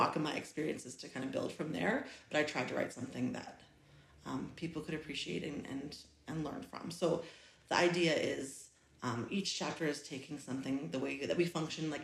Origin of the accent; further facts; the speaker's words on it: Nova Scotia, Canada; moved away as an adult; now in Grande Prairie, Canada; I'm from Nova Scotia, and I lived there until I was about 22 years old